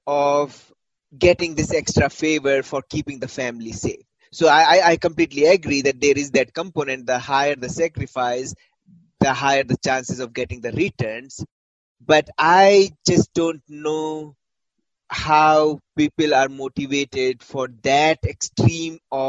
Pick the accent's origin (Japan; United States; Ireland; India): India; Uttar Pradesh; also born or lived in Rajasthan; I grew up in Uttar Pradesh